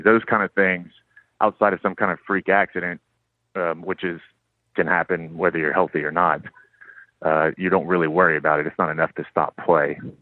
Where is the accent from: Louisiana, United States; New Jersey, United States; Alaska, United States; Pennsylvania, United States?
Louisiana, United States; Lafayette; now in New Orleans, United States; I am from Lafayette